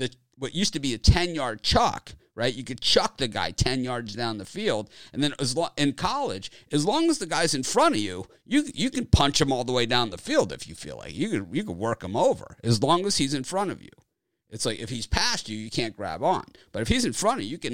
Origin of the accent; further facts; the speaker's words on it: Miami, Florida, United States; I'm from Miami